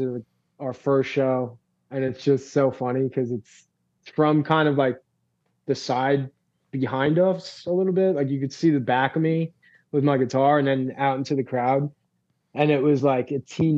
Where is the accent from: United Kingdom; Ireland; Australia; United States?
United States; Lindenhurst, New York; Lindenhurst high school kids, like just from my hometown